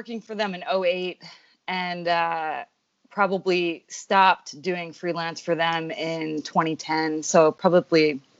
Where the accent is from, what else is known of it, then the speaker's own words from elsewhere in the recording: Montauk, New York, United States; moved away as an adult; now in California, United States; Yeah, I'm born and raised in Montauk, New York.